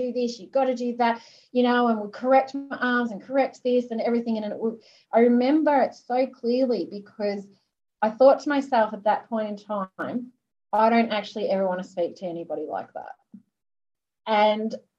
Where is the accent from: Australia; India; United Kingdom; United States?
Australia; being Australian, swimming is what we